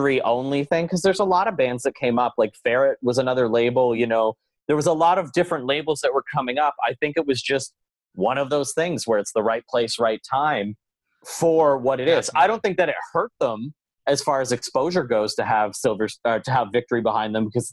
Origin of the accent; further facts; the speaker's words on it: Belleville, Ontario, Canada; moved away as an adult; also born or lived in Ottawa; the year that I moved from Belleville to Ottawa